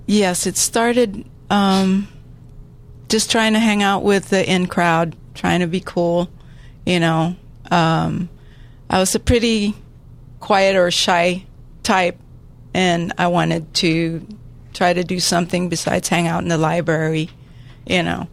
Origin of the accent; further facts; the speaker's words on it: San Diego, California, United States; I grew up here in San Diego, went to San Diego High School